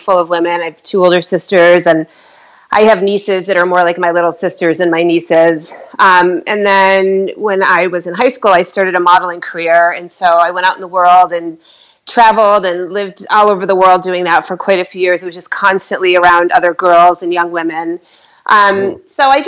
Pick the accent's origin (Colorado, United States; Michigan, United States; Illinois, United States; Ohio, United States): Michigan, United States; I'm from Michigan, so I know the Midwest